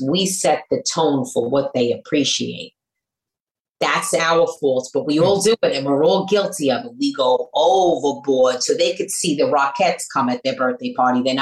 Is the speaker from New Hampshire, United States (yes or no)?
no; New York City, New York, United States; accent: New York; I'm from Brooklyn.